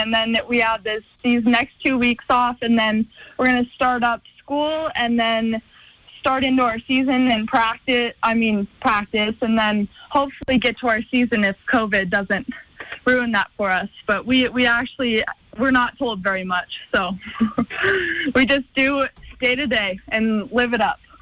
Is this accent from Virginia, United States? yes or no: no; Missoula, Montana, United States; my hometown